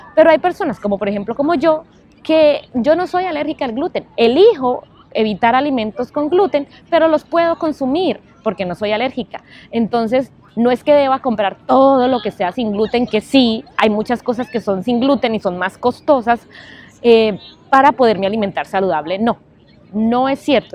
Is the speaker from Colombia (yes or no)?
yes; Colombia; moved away; also born or lived in New York; Creciendo, obviamente, en Colombia, nosotros tenemos siempre esa esa forma de alimentarnos